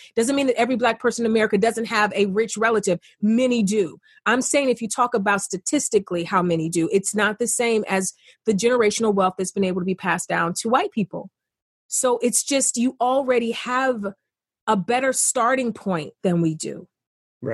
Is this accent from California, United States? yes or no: no; East Cleveland, Ohio, United States; I grew up in East Cleveland, a poor kid, single family home.